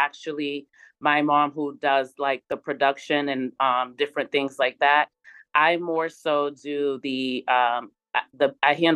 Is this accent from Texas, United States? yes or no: no; Boston, Massachusetts, United States; moved away; I'm from Boston, Massachusetts, born and raised